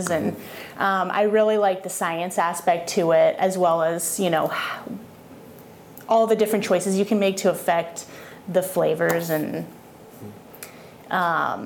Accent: Boston, Massachusetts, United States; moved away as an adult; also born or lived in Colorado; So I was born and raised in Boston, Massachusetts. I lived in a town about 30 minutes outside of downtown Boston. So grew up in New England

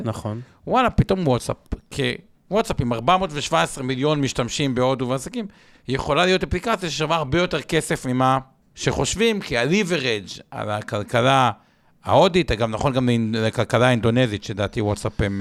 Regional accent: Israel; בתור ישראלים

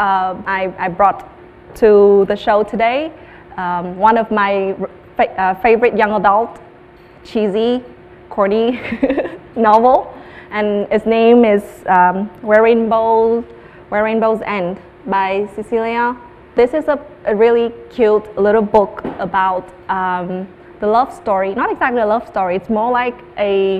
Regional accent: Hanoi, Vietnam; English is a second language; I grew up in Hanoi, in a city

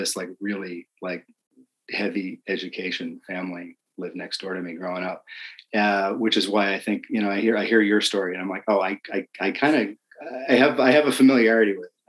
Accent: New Jersey, United States; moved away as an adult; So we moved here from New Jersey about 7 years ago, and did not have any of that military, defense, space, anything where I came from.

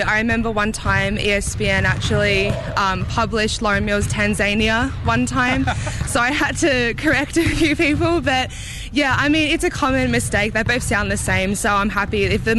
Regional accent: Hobart, Tasmania, Australia; moved away as an adult; now in Missoula, United States; I'm from Hobart, Tasmania, is where my home is, and the city that I live in is right underneath a mountain

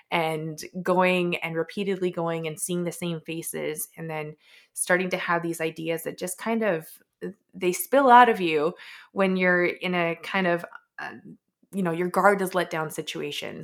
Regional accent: Edmonton, Alberta, Canada; also born or lived in Vancouver; born and raised in Edmonton, did spend some time out in Vancouver, but came back.

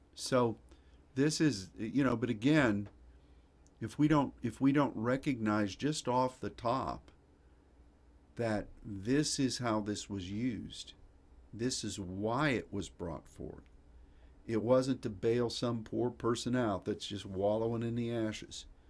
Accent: United States; As an American

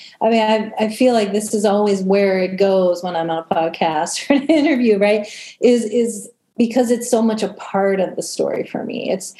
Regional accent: Cleveland, Ohio, United States; also born or lived in Washington, D.C.; I grew up in Cleveland, Ohio. Basically, I was born in DC and we moved around a lot as a kid. And but a lot of my formative years were in Cleveland, Ohio, which is a huge music town.

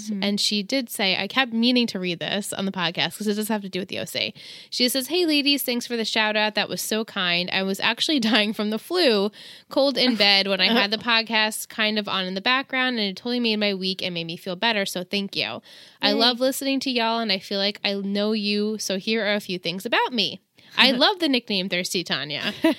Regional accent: New York, United States; now in California, United States; Originally, though, I am from Hudson Valley in upstate New York, and I am Jewish, too.

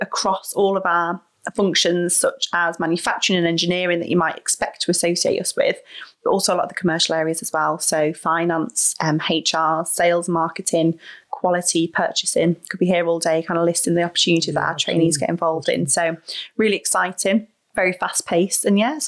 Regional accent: Cannock, West Midlands, United Kingdom; moved away as an adult; now in Manchester, United Kingdom; So born and raised in Cannock, so proud West Midlander. Went up to the shiny big lights of the big city for university back in 2010. So went up to Manchester University and never left, really.

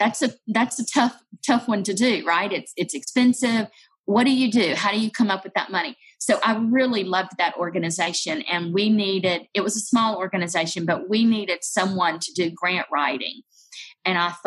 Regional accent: Georgia, United States; moved away as an adult; also born or lived in Texas / Gulf Coast; now in Memphis, United States; I'm from Georgia, so married a Georgia boy

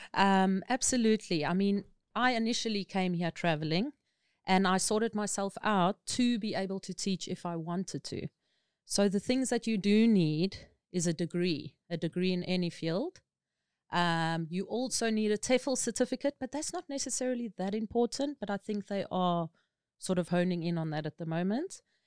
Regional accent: South Africa; moved away as an adult; now in Thailand; as a South African, because we considered non-native speakers here, they require this from you.

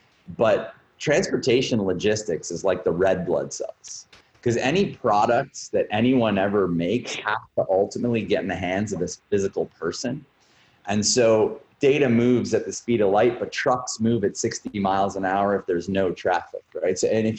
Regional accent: Canada; also born or lived in Montreal / Toronto / Vancouver / Halifax; I'm founder and CEO of Bus Patrol. I was born in Montreal, was raised pretty much across the country. I lived half my life in Toronto, a quarter of it in Montreal, spent some time in Vancouver and Halifax. Coast to coast in Canada.

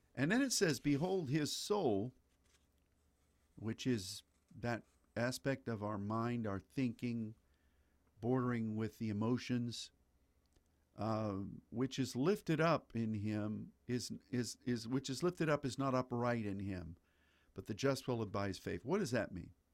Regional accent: United States; as an American

